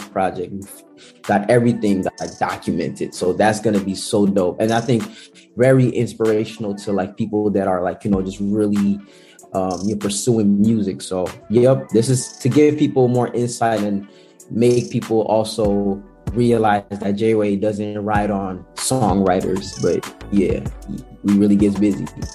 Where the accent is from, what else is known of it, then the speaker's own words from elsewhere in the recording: Netherlands; I'm a kid from the Netherlands that's infatuated with ATL